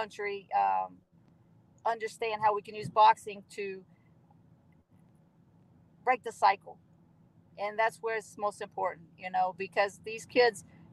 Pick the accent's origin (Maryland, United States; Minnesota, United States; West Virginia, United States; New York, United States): West Virginia, United States; Southern; I'm from Southern West Virginia